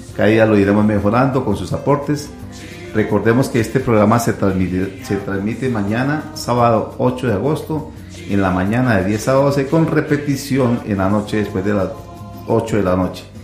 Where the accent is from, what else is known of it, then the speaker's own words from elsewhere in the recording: Colombia; nos hemos reconocido como buenos colombianos